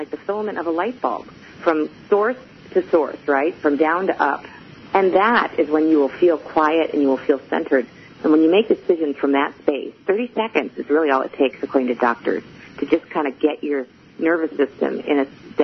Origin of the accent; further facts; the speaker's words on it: Chicago, Illinois, United States; I am from Chicago